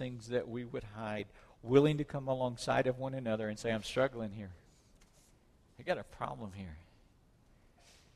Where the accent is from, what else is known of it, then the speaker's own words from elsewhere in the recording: South Mississippi, United States; When I was a kid, growing up in South Mississippi, we had church people and heathens